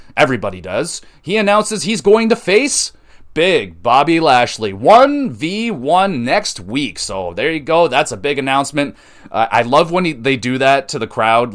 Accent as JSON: {"language": "English", "country": "Canada", "said": "I'm not American. I'm Canadian"}